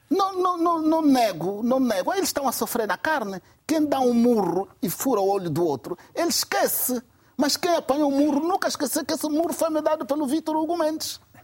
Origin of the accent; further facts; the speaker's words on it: Cabinda, Angola; Nasci, vivi e cresci em Cabinda